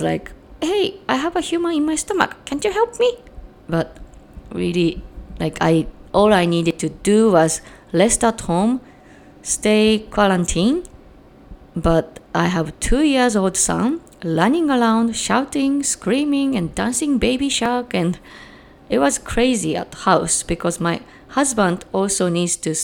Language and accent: English; Japan; also born or lived in Chicagoland, Illinois, United States; now in Chicago, United States; I'm from Japan, but currently live in Chicagoland, Illinois, USA